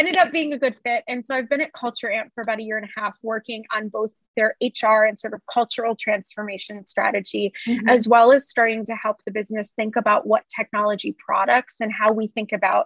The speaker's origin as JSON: {"language": "English", "country": "United States", "also_born_or_lived": "California", "said": "I was in California, I'm Mexican American"}